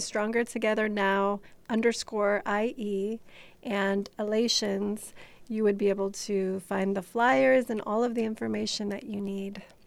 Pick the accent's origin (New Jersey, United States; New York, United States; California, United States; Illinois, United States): Illinois, United States; Chicago; I grew up in Chicago